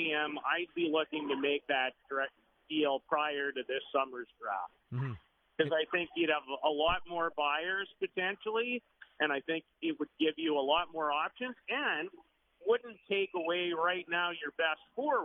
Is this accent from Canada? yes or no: yes; Saskatoon, Saskatchewan, Canada; growing up in Saskatoon